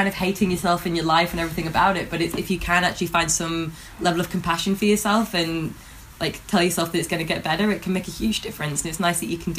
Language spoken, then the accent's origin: English; England, United Kingdom; now in Melbourne, Australia; I'm originally from England and I've travelled a fair bit, ended up in Melbourne.